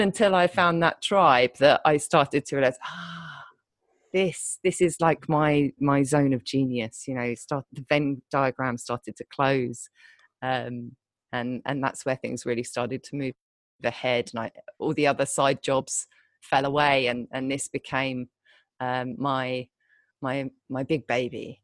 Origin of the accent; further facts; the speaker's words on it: United Kingdom; moved away as an adult; also born or lived in London; now in Thailand; I'm British